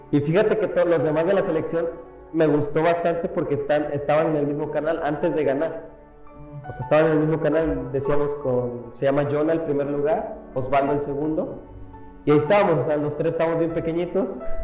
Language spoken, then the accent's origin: Spanish; Iguala, Guerrero, Mexico; me fui solo de aquí de Iguala